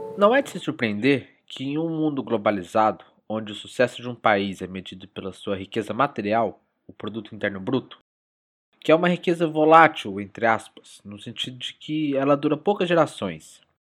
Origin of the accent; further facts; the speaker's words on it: Brazil; como brasileiro